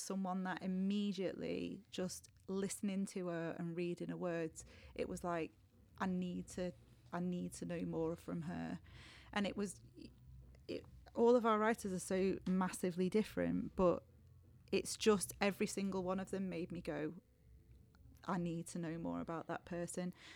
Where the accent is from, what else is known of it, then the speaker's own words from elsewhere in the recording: Warrington, North West England, United Kingdom; I grew up in Warrington, really close to Liverpool and Manchester